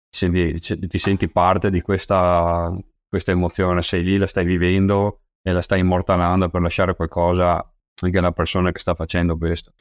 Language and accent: Italian; Rosà, Veneto, Italy; io sono originario di Rosà, eh, un piccolo paese vicino a Bassano del Grappa